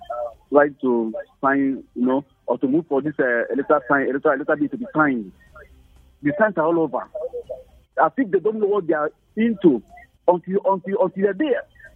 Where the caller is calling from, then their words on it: Brooklyn, New York, United States; calling from Brooklyn.